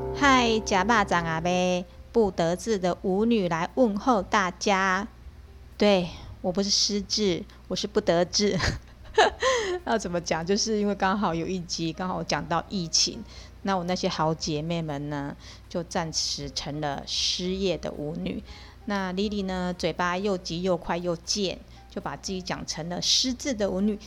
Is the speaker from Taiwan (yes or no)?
yes; Taiwan; 我们台湾人